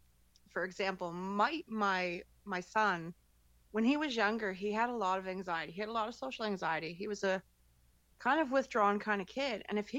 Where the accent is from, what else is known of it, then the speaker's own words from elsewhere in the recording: Nova Scotia, Canada; We're in the Maritimes.